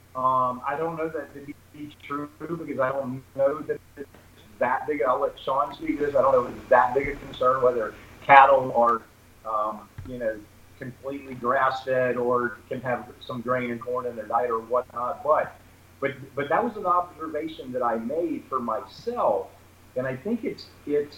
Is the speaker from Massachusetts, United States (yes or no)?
no; Charlotte, North Carolina, United States; I'm from, I'm born here in Charlotte, North Carolina